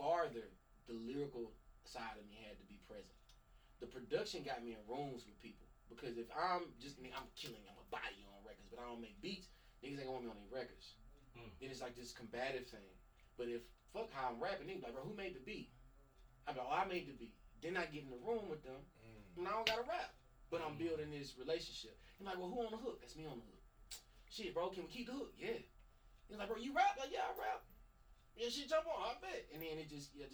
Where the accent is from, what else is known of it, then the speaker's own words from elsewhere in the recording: Mississippi, United States; I'm from Mississippi